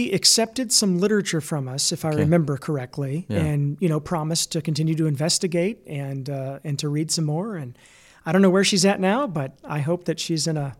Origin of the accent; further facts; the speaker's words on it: United States; You know, we're enjoying Israel. We're from the United States of America.